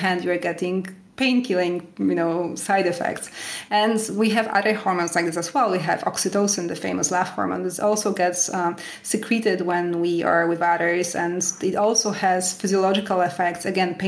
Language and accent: English; Canada; now in France; when I moved to France, I moved here from Canada, and so I was used to the typical Canadian way of eating.